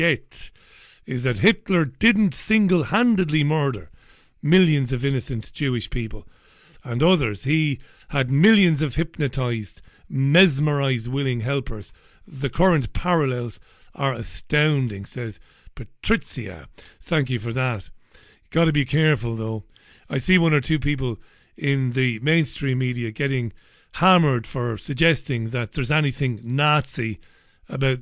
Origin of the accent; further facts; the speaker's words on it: Waterford, Munster, Ireland; growing up in Ballybeg in Waterford, heading into Waterford, into the town